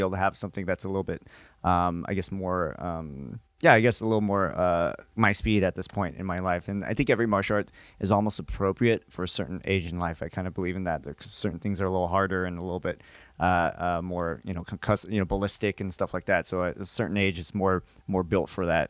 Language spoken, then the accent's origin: English; Seattle, Washington, United States; I'm from Seattle